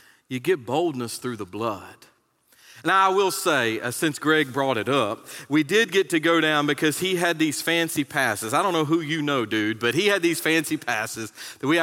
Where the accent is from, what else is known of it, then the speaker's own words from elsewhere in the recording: North Carolina, United States; moved away; I was born in North Carolina.